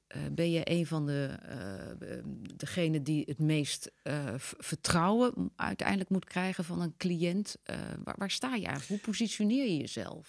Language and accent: Dutch; Netherlands; wij als Nederlanders